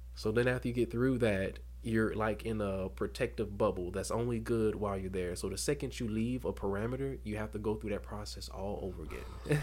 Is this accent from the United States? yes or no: yes; Dothan, Alabama, United States; Born and raised in Dothan, Alabama